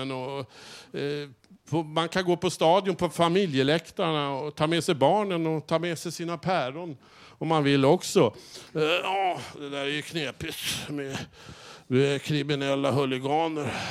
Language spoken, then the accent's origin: Swedish; Norrland, Sweden; Upp, hemma i Norrland, jag måste fråga. Där slänger vi inte in massa frukter och massa och, otyg på plan. Där slänger vi in norrlän, pitepalt och, och surströmming.